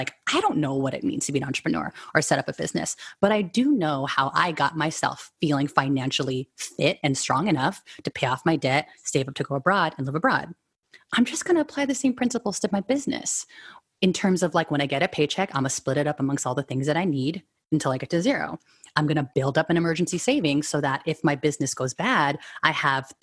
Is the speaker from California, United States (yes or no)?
yes; San Francisco Bay Area, California, United States; I was born and raised here in San Francisco Bay Area